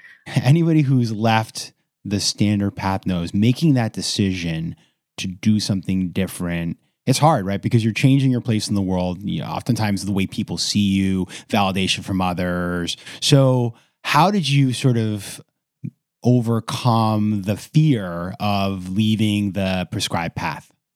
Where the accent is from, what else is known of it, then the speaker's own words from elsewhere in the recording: Maine, United States; my home state of Maine